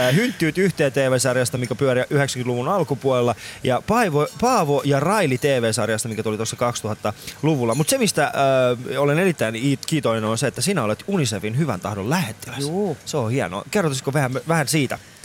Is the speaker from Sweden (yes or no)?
no; Iran; now in Finland; mä oon ite Iranista oikeesti.